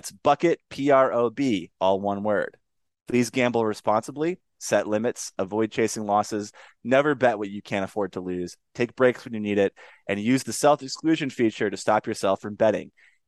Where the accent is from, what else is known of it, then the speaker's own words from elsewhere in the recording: Laramie, Wyoming, United States; I grew up in Laramie. Longtime listeners of the show will know that my affection for Josh Allen stems from covering him, you know, in my hometown, Laramie, Wyoming. And I've been around that campus my whole life